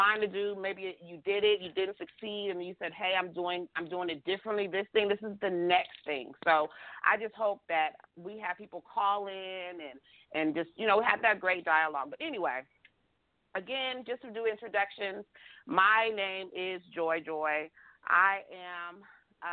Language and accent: English; Texas, United States; I'm from Texas